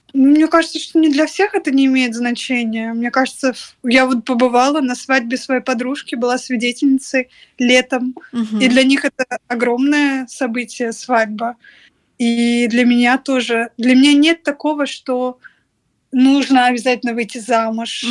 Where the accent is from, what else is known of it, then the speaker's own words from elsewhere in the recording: Russia; moved away as an adult; now in Paris, France; ну из России